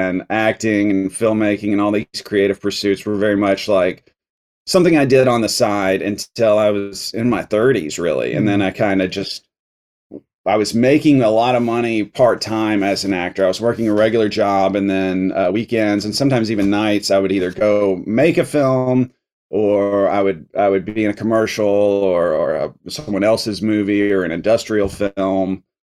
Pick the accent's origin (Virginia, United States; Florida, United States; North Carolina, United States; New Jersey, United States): North Carolina, United States; also born or lived in Atlanta, Georgia; I was born in Atlanta, Georgia although I don't really have any connection to that place. My parents were just living there at the time. I mostly grew up in North Carolina, all over the state.